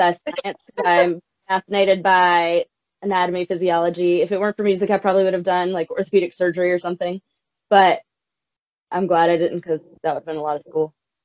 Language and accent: English; South Carolina, United States; now in Nashville, United States; I'm from South Carolina originally